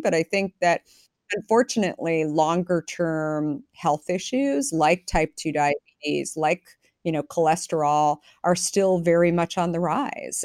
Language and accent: English; Arizona, United States; now in San Francisco, United States; I grew up in Arizona